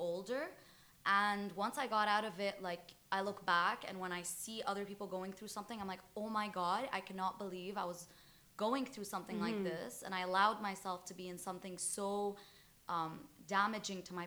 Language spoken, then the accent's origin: English; Lebanon; moved away as an adult; now in Dubai, United Arab Emirates; So I'm fully Lebanese. I grew up in Lebanon my whole life